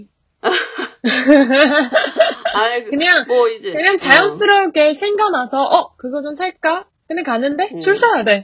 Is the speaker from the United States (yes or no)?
no; Taiwan; Korean is a second language; 대만 사람이잖아. 어나 너무 못해. 난 집에서 대만어